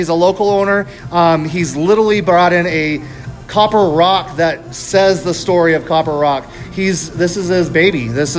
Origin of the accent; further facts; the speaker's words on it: Texas, United States; now in Tucson, United States; So I have roots in the South as well. So I come from Texas. I have family in Texas.